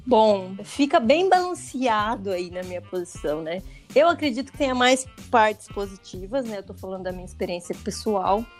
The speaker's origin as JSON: {"language": "Portuguese", "country": "Brazil", "also_born_or_lived": "Taubaté", "said": "sou brasileiro"}